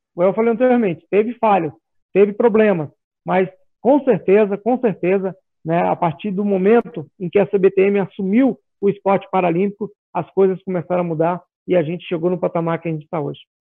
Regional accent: Goiás, Brazil; sou goiano

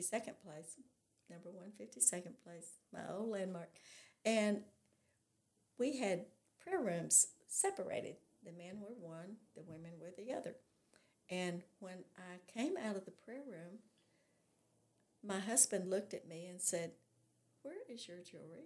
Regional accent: California, United States; also born or lived in North Little Rock, Arkansas; now in Arkansas, United States; I was raised in California

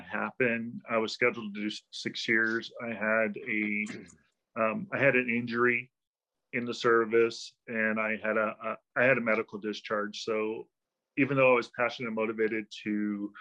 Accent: Los Angeles, California, United States; I was born in North Hollywood, California, just over the hill from the valley, the San Fernando Valley, which is like you got Hollywood and right over the hill is North Hollywood. I was born there. I was raised in North Hollywood as well.

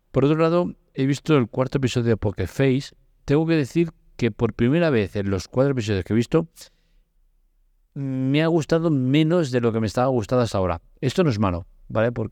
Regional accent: Barcelona, Catalonia, Spain; me toca de cerca porque yo soy de Barcelona

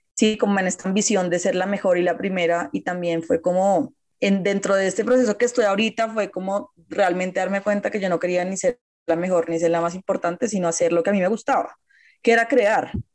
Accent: Colombia; como colombiana

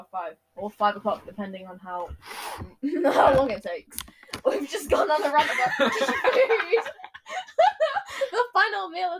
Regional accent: United States; I'm an American.

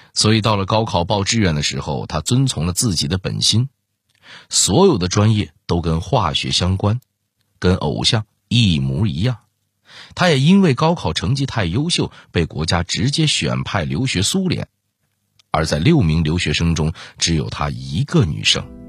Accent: China; 我们中国人

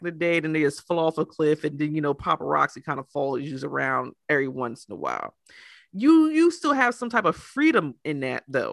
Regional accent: United States; I'm American

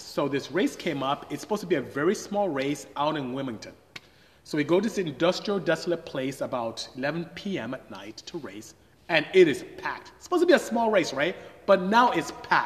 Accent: Nigeria; moved away as an adult; I am Nigerian. I'm from West Africa. My tribe is Igbo. I speak Igbo fluently. And came here to study engineering and ended up staying

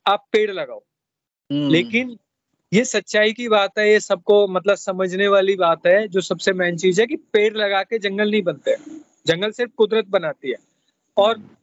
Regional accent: Mangar, Haryana, India; मैंने जब होश संभाला था अपना तो एट्थ नाइन्थ स्टैंडर्ड में उस टाइम हमारे गांव में बहुत माइनिंग होती थी

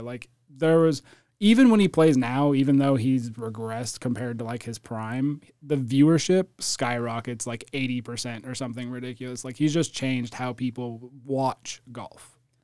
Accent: California, United States; I'm from California

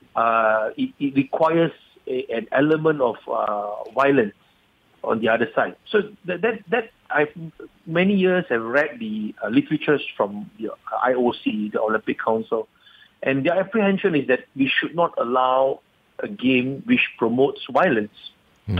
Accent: Malaysia; being a Malaysian patriot

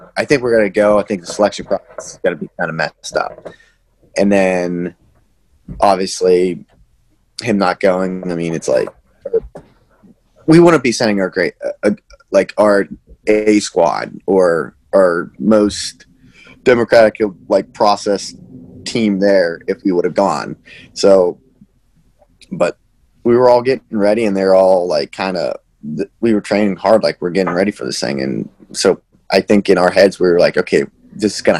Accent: Armagh, Pennsylvania, United States; moved away as an adult; also born or lived in Johnstown, Pennsylvania / Chapel Hill, North Carolina; I was born in Johnstown. I have a twin brother. So we grew up in around Armagh. It's New Florence, PA

